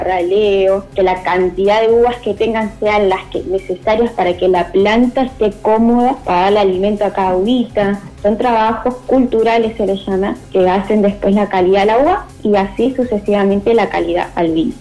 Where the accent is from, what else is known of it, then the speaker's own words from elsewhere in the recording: Cipolletti, Río Negro, Argentina; yo soy de Chipoletti